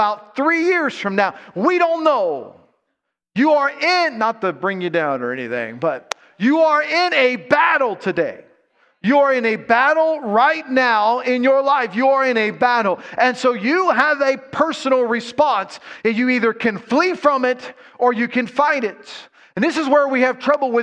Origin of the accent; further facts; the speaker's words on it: Ohio, United States; I'm from Ohio